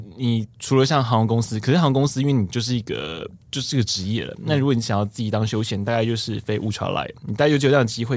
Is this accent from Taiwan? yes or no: yes; Taiwan; 我们台湾人